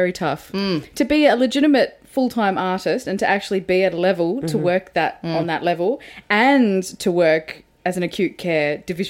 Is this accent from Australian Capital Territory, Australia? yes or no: no; Sydney, New South Wales, Australia; now in Melbourne, Australia; Because I'm from Western Sydney.